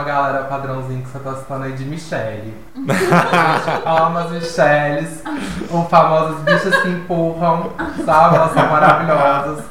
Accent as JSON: {"language": "Portuguese", "town": "Divinópolis", "region": "Minas Gerais", "country": "Brazil", "tie": "born or raised there", "said": "Eu morava na minha cidade, sou de Divinópolis"}